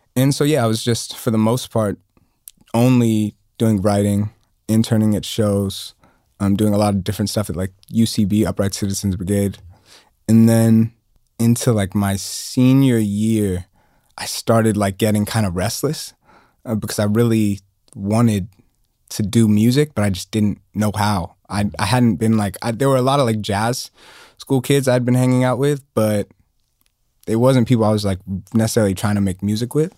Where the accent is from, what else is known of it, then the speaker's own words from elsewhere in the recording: Atlanta, Georgia, United States; growing up in Atlanta